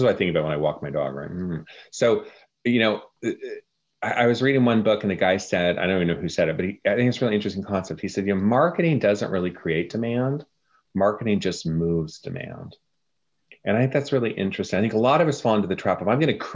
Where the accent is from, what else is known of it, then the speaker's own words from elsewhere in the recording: Oklahoma, United States; also born or lived in Texas; Yes, I was born in Texas. I was raised in Oklahoma.